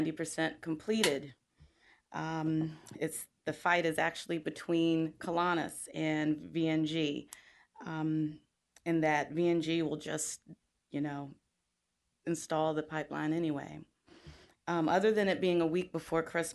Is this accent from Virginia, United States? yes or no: yes; Virginia Beach, Virginia, United States; moved away as an adult; now in Norfolk, United States; I moved from Virginia Beach. I lived in Virginia Beach for 36 years